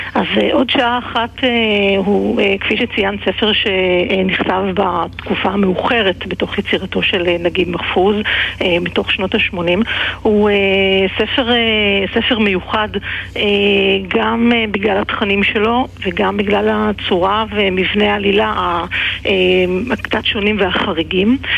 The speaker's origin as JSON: {"language": "Hebrew", "country": "Israel"}